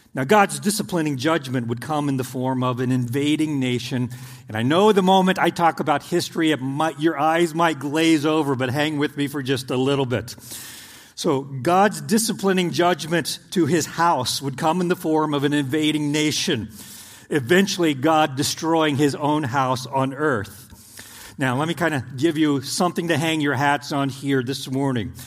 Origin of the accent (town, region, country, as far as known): Oklahoma, United States; born or raised there; moved away as an adult; now in Indiana, United States